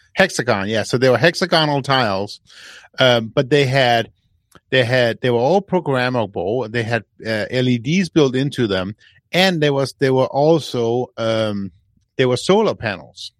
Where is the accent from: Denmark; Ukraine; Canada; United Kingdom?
Denmark; moved away; I'm from Denmark.